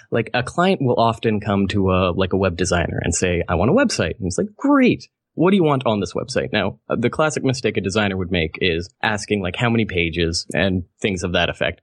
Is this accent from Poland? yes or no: no; Canada; I'm Canadian